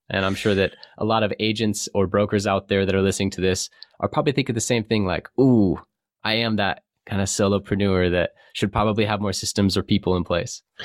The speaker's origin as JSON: {"language": "English", "region": "California", "country": "United States", "tie": "born or raised there", "said": "I grew up in California, a surfer"}